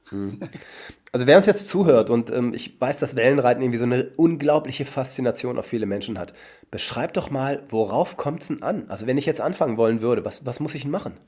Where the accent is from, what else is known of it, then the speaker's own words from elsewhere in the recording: North Rhine-Westphalia, Germany; Ich komme nämlich aus Westfalen ursprünglich